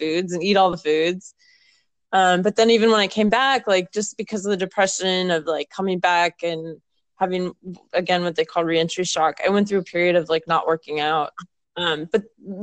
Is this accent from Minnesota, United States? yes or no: yes; Minnesota, United States; I'm from Minnesota